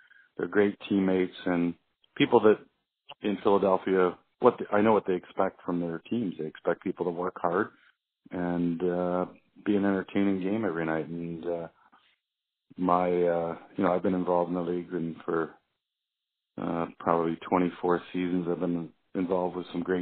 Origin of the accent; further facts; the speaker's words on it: Peterborough, Ontario, Canada; I grew up in a city in Canada east of Toronto, a place called Peterborough